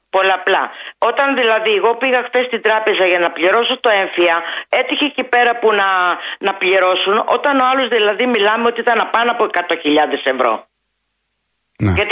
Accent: Farkadona, Thessaly, Greece; moved away; Εγώ είμαι από περιφέρεια και δεν τρέπομαι να το πω, από τα Τρίκαλα Θεσσαλίας. Ο πατέρας μου και η μητέρα μου ήταν γεδοκτηνοτρόφοι.

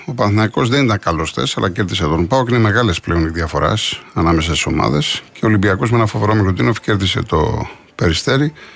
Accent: Greece; Αυτό μας χαρακτηρίζει ως Έλληνες

